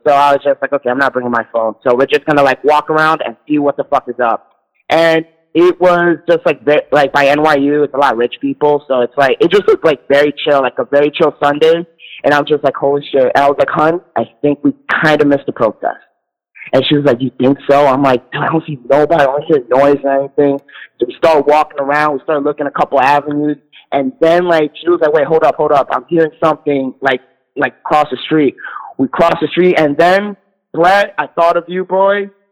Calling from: New York City, New York, United States; I'm calling in from New York City

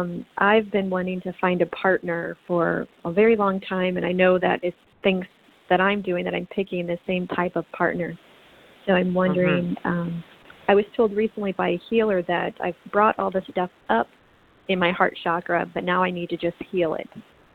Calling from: San Diego, California, United States; I'm calling from San Diego.

